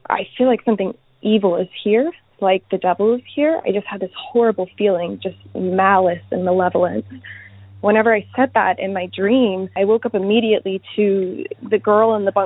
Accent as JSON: {"language": "English", "town": "Houston", "region": "Texas", "country": "United States", "said": "I am from Houston"}